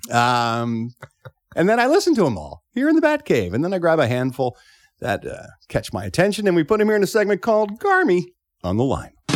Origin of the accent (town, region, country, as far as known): Philadelphia, Pennsylvania, United States; born or raised there; accent: Philly; moved away